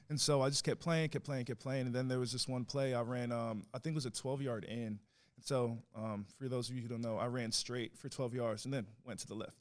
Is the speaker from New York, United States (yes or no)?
yes; New York City, New York, United States; now in Longview, United States; I was born in the Bronx